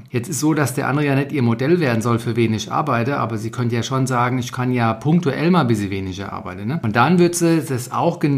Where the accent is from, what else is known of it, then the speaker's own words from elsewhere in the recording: Frankfurt, Hesse, Germany; Diese Woche der Anti-Ärger-Newsletter mal direkt aus Frankfurt, meiner Heimat.